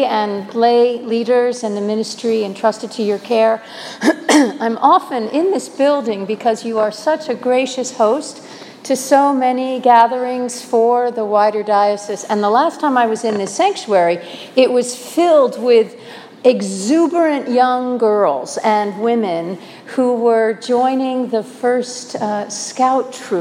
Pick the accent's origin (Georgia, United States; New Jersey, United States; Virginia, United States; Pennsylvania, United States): New Jersey, United States; moved away; also born or lived in East Coast / Midwest / Minnesota; I was born in New Jersey, educated mostly on the East Coast, but I did spend 23 years of my adult life in the Midwest and 18 of those in Minnesota